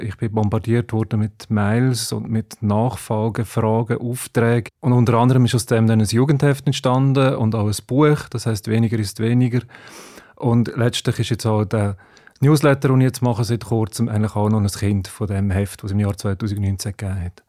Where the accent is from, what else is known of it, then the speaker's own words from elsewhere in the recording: Switzerland; bei uns in der Schweiz